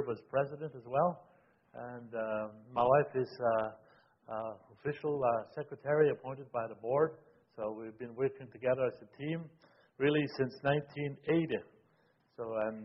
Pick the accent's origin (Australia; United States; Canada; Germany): Canada; Moose Factory, Ontario; also born or lived in Waskaganish, Quebec; now in Ottawa, Canada; I am a Cree Indian from Moose Factory, Ontario, but I was born in Waskagmish, Quebec